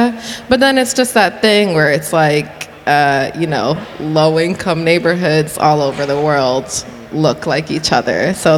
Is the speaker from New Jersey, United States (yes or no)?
yes; Paterson, New Jersey, United States; So where my family lived and where I grew up, I moved around a lot once we moved back to New Jersey. But we were pretty much centered around the city of Paterson, New Jersey.